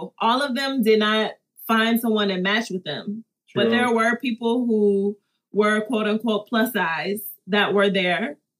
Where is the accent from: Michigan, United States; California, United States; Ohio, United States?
Michigan, United States; Detroit; I'm a city girl. I'm from Detroit, you know.